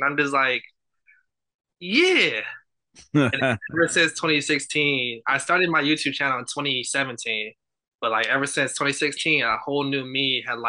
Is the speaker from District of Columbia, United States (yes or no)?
no; Chicago, Illinois, United States; Yes, I'm from Chicago. But I was raised in Chicago, sort of, but I like moved around a lot.